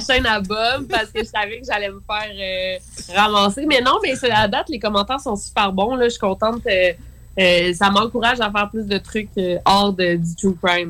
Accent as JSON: {"language": "French", "town": "Quebec City", "region": "Quebec", "country": "Canada", "tie": "born or raised there", "said": "je viens de Québec"}